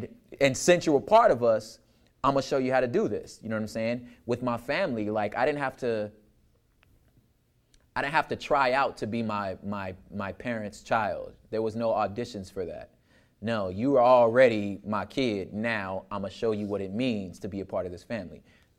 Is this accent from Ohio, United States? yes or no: no; Los Angeles, California, United States; I grew up in Los Angeles, and right around, I was young enough to see, like, the high school boys starting like the whole skateboarding scene, like, you know, the Dogtown stuff. Like, I lived close enough to that area to see this culture being started.